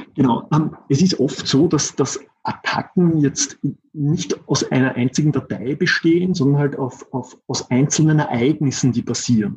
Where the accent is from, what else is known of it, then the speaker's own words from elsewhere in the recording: Austria; accent: Austrian; ich sitze in Österreich. deshalb auch mein Akzent